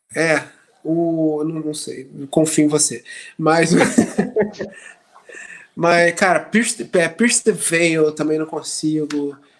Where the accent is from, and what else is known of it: Brazil; moved away